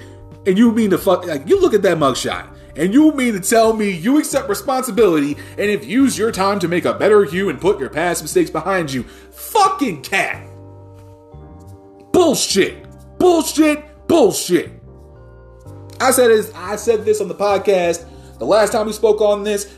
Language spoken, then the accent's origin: English; New Jersey, United States; my home state of fucking New Jersey